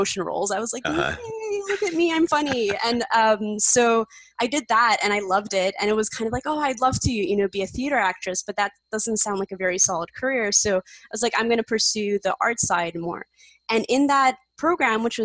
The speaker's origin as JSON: {"language": "English", "town": "Montreal", "region": "Quebec", "country": "Canada", "tie": "born or raised there", "also_born_or_lived": "Poland", "moved": "as an adult", "lives_now": "Toronto, Canada", "said": "So I was born in Poland and I was born in the time of communism in Poland. So my parents wanted to leave. I came when I was 3 years old. My sister, who's older than me, was 5. And we immigrated to Montreal, which is in Quebec"}